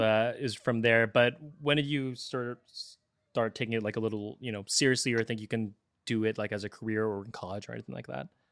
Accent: San Francisco Bay Area, California, United States; moved away as an adult; now in Seattle, United States; I'm from San Francisco Bay Area originally

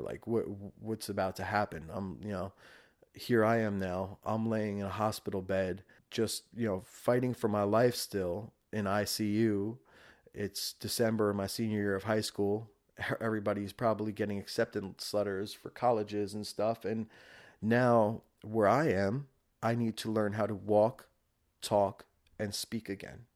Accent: Rockland County, New York, United States; born and raised in Rockland County, New York

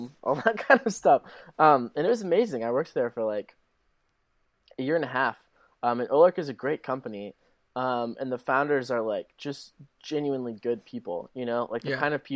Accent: Arkansas, United States; moved away as an adult; also born or lived in Michigan / California; I grew up in Arkansas

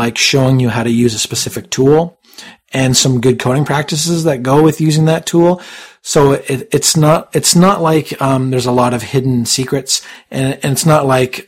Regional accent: Canada; I'm not American. I'm Canadian

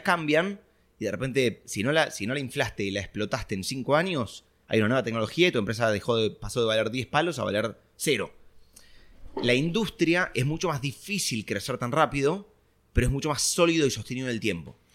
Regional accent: Argentina; yo era argentino

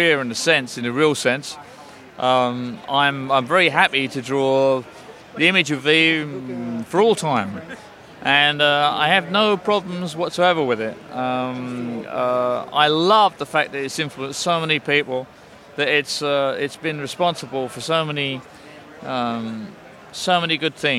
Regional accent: England, United Kingdom; as an Englishman

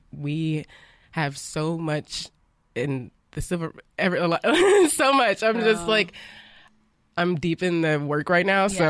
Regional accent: Alabama, United States; I'm from Alabama. Like I'm from these really scarred places with so much so much of our footprint imprint mm-hmm. and I have spent like parts of my childhood growing up in these places

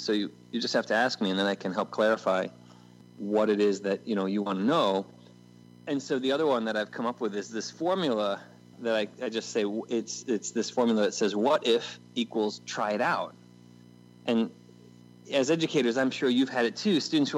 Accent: United States; also born or lived in Middle East; my fellow Americans

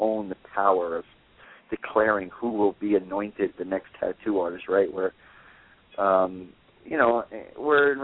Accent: New Jersey, United States; I'm from New Jersey, and all my guys are from Brooklyn

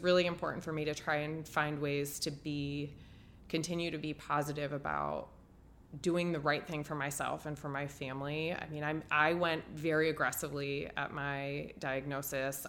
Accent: Ohio, United States; also born or lived in Dallas, Texas / Tampa, Florida; now in Chicago, United States; I grew up in Ohio

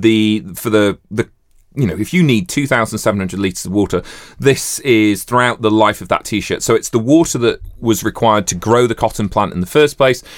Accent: Yorkshire and the Humber, United Kingdom; growing up in Yorkshire

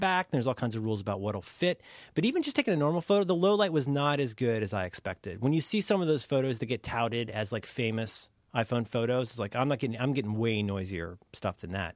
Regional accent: United States; growing up in America at a time when we were still very much

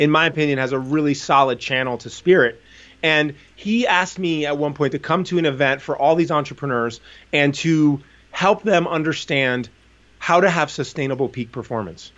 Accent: New Jersey, United States; I grew up in New Jersey

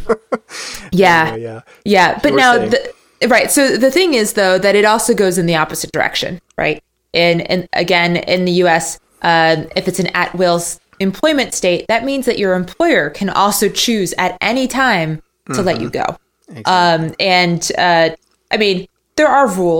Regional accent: United States; I'm American

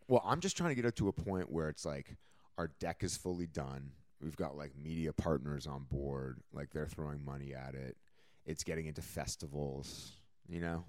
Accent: Canada; now in Los Angeles, United States; as a Canadian

